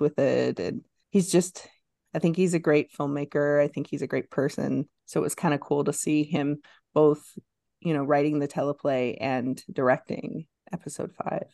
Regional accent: Lame Deer, Montana, United States; I grew up in Lame Deer

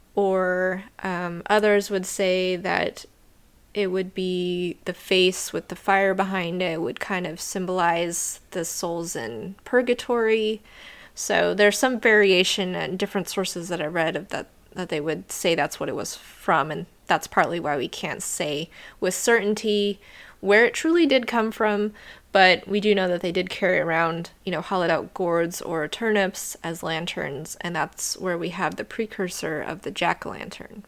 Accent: United States

